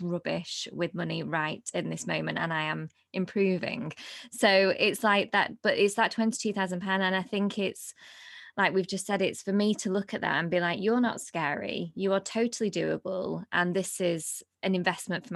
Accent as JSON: {"language": "English", "town": "Blackpool", "region": "North West England", "country": "United Kingdom", "moved": "yes", "said": "I'm from Blackpool originally"}